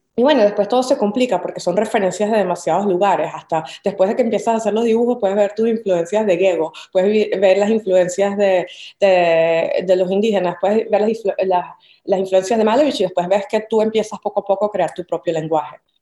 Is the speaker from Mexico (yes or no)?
no; Caracas, Capital District, Venezuela; moved away as an adult; also born or lived in Cumaná; now in New York, United States; Caracas, que es de donde yo nací